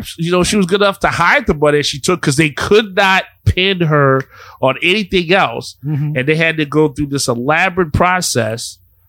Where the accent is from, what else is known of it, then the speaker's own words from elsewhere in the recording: New Orleans, Louisiana, United States; I'm from New Orleans. Like, I am too.